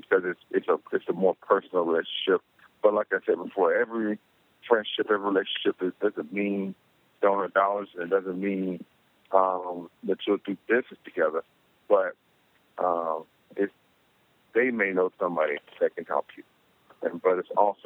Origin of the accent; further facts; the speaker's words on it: Palmetto, Florida, United States; moved away; my hometown of Palmetto Beach